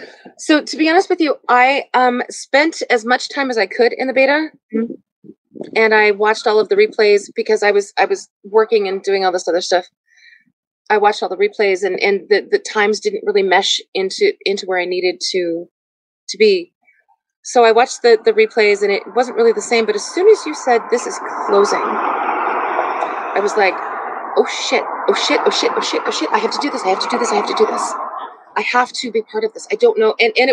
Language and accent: English; Silicon Valley, Northern California, United States; moved away as an adult; also born or lived in Tempe, Arizona; now in Sheboygan, United States; I'm originally from Northern California, Silicon Valley. Uh huh. I was born and raised there